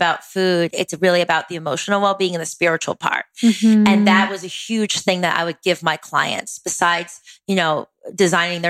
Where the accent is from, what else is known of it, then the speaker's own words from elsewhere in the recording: East Coast, United States; I'm from the East Coast originally